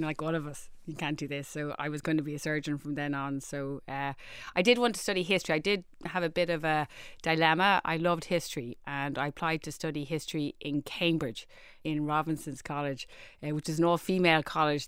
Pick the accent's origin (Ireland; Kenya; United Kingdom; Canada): Ireland; Dublin, Leinster; I grew up in Rohini, um, we lived on your classic housing estate